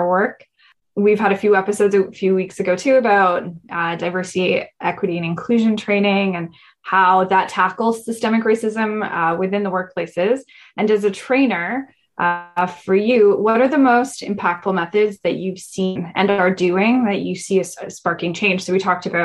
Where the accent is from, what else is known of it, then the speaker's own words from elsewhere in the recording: Canada; I grew up in Canada, so went through the entire education system, K to 12